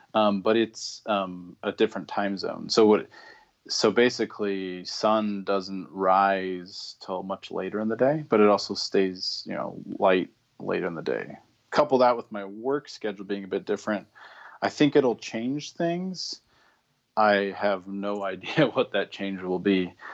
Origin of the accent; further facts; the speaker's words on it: Spokane, Washington, United States; I'm originally from the Spokane, Washington area